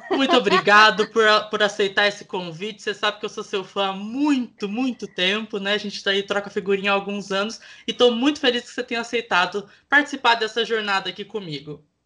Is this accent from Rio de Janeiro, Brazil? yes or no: no; interior of Minas Gerais, Brazil; Eu sou do interior de Minas Gerais